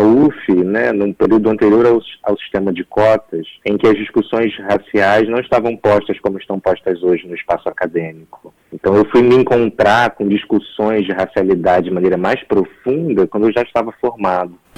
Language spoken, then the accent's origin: Portuguese; Nova Friburgo, Rio de Janeiro, Brazil; Eu sou de Nova Friburgo, que é no interior do estado do Rio